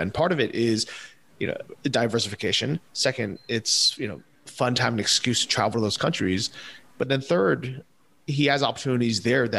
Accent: United States; But as an American

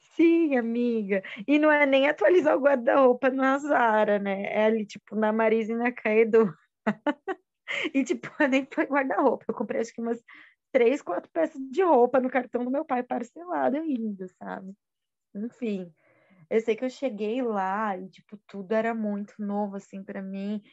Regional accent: São Paulo, Brazil; quando eu saí da minha quebrada, Zona Leste

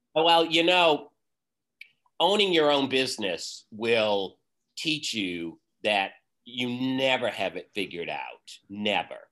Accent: Vermont, United States; also born or lived in Boston; I was born and raised in Vermont, and I'm currently living in Vermont in the town that I grew up

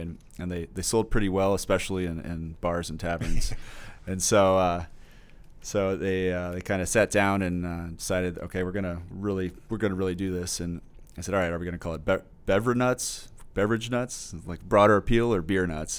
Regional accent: Normal, Illinois, United States; also born or lived in Mercersburg, Pennsylvania; I was born in Normal, uh, but, uh, went to Brigham School, went to Parkside Element, or junior high, um, and then went to U High for about two years

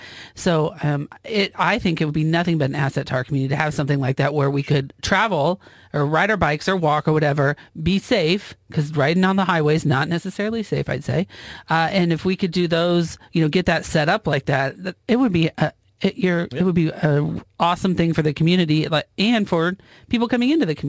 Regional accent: Iowa, United States; now in Missouri, United States; my hometown in Iowa

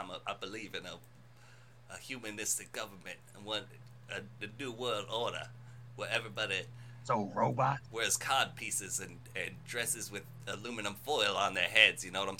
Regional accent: Minnesota, United States; Yeah, I'm from Minnesota, baby. Not much difference there.

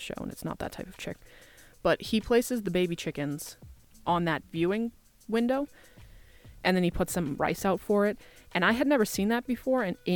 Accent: Massachusetts, United States; my customs as an Irish American Catholic born and raised in Massachusetts

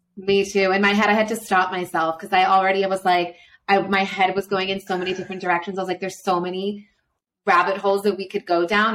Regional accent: Florida, United States; now in Quito, Ecuador; I'm from Florida

